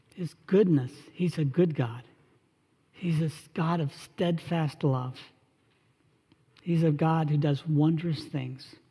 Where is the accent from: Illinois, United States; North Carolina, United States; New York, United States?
North Carolina, United States; Charlotte; an internship with an engineering firm back in my hometown in Charlotte